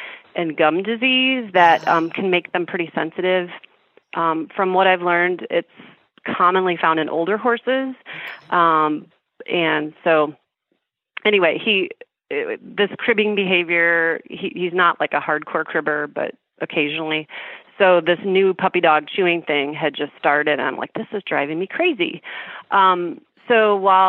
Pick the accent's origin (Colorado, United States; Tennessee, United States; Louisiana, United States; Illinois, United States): Illinois, United States; Chicago; I'm from Chicago